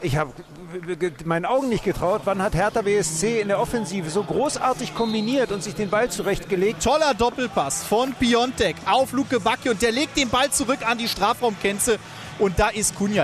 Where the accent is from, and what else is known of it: Cologne, North Rhine-Westphalia, Germany; born or raised there